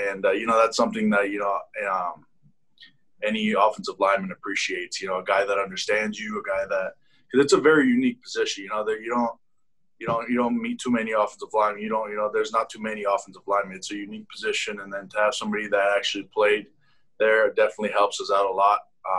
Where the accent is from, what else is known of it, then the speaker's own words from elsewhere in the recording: Las Vegas, Nevada, United States; We're both from Las Vegas, Nevada, really good friends.